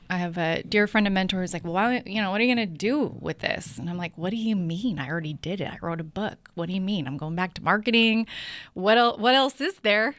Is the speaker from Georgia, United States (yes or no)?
no; Bay Area, California, United States; also born or lived in Sonoma County / San Francisco; born and raised in the Bay Area, so I've been here for most of my life, especially, um, a lot of my life in Sonoma County